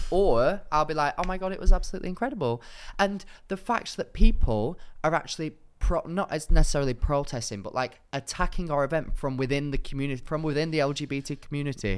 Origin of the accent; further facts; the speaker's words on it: Manchester, North West England, United Kingdom; my hometown, Manchester